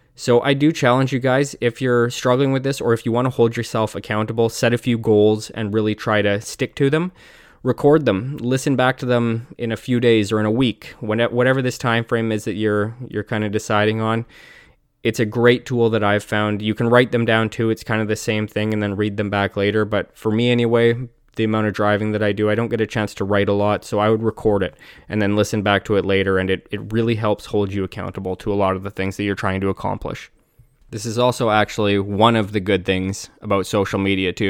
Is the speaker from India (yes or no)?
no; Canada; I'm Canadian